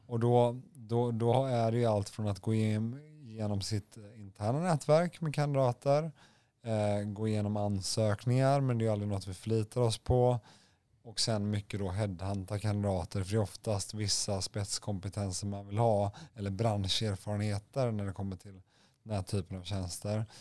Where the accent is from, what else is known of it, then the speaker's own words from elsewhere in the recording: Gothenburg, Västra Götaland, Sweden; moved away; ursprung från Göteborg. Eh, det kan, kan, man kanske höra lite på min dialekt